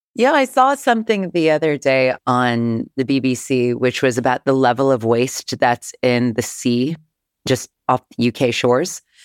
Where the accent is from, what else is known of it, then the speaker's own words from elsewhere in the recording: Northern California, United States; growing up in Northern California